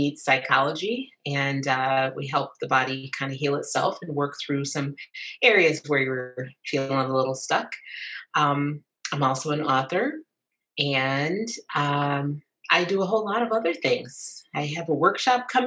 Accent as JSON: {"language": "English", "town": "Lansing", "region": "Michigan", "country": "United States", "moved": "as an adult", "lives_now": "Concord, United States", "said": "I'm originally from Lansing, Michigan, and lived in Michigan for 46 years."}